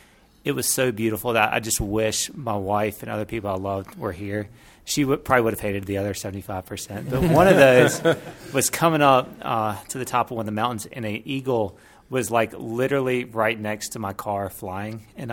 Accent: Mississippi, United States; I'm from Mississippi

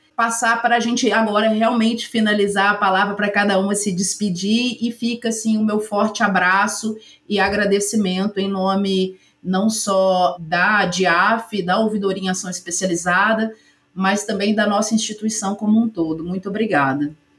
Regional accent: Ubá, Minas Gerais, Brazil; also born or lived in Juiz de Fora; Eu sou natural de Ubá, que é uma cidade aqui próxima

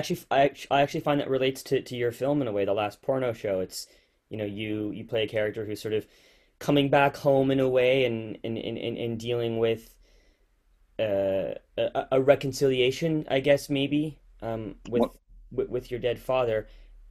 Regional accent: Victoria, British Columbia, Canada; also born or lived in Toronto; I'm in Victoria right now. Victoria, okay. Yeah, I grew up here, but spent the last 2.5 years in Toronto before I moved back due to COVID

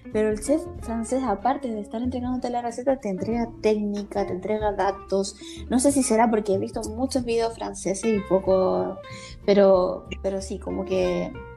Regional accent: Valparaíso, Chile; moved away as an adult; also born or lived in Barcelona, Spain; now in Spain; famoso en Valparaíso, donde yo nací

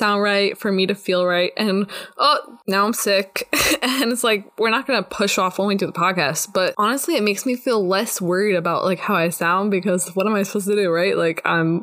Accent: New Jersey, United States; moved away as an adult; also born or lived in Texas; now in Israel; I grew up in New Jersey and I lived there until I was 18 years old

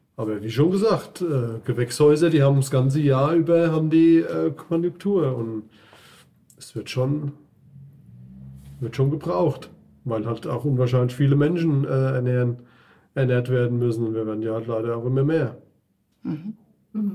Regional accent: Lämmerspiel, Hesse, Germany; komme aus Lämmerspiel

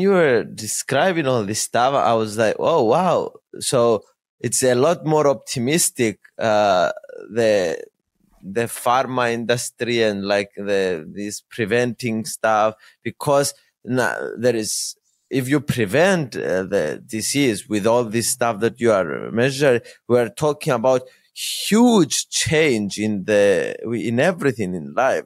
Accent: Cyprus; I'm born in Cyprus, I am from Cyprus.

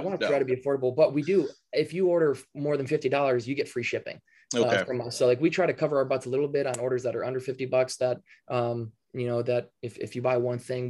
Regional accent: Minnesota, United States; We're from Minnesota. Minnesota.

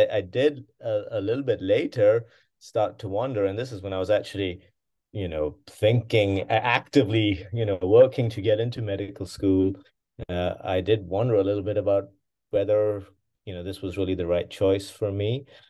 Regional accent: Pakistan; also born or lived in England; I was born there in England. My older brother, of course, was also born there, and then we, you know, I was probably two or three when we left England, so quite young, and my father, in particular, had family in Pakistan.

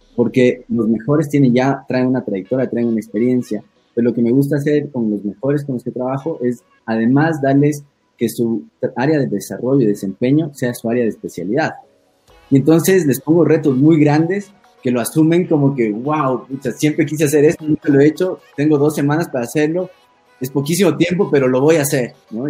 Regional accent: Ecuador; moved away as an adult; also born or lived in Italy / Spain; soy el diseñador ecuatoriano

